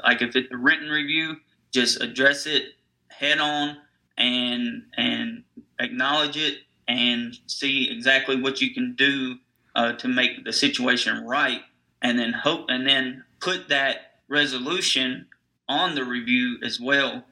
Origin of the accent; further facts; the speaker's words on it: Nashville, Tennessee, United States; I'm from Nashville, Tennessee, so it's known as Music City.